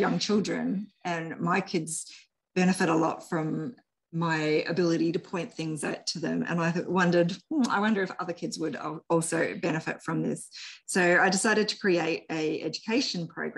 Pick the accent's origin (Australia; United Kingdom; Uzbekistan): Australia; New South Wales; moved away; I was originally from New South Wales